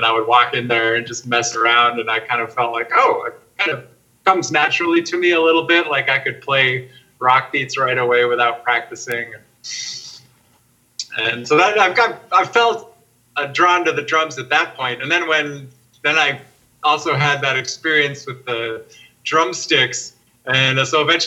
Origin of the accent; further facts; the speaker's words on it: Minnesota, United States; I grew up in Minnesota and it was very cold